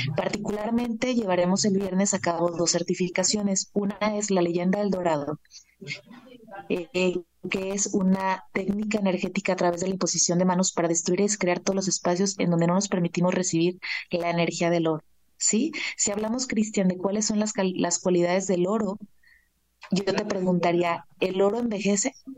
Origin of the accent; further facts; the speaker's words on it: Guadalajara, Jalisco, Mexico; moved away as an adult; now in Mexico City, Mexico; Vivo en Ciudad de México desde hace 12 años, pero soy originaria de Guadalajara, Jalisco